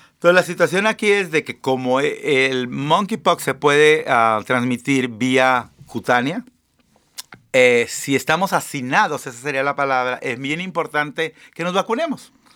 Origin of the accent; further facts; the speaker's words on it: Mexico; also born or lived in Seattle area, Washington, United States; now in United States; los que venimos de México